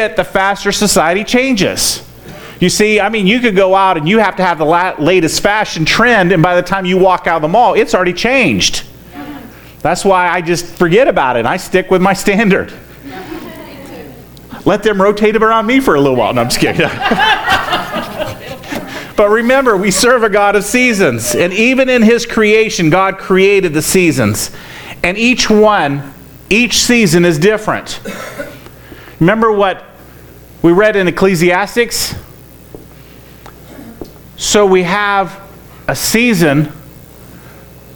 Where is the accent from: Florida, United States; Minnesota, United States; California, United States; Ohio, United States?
Florida, United States; I grew up in Florida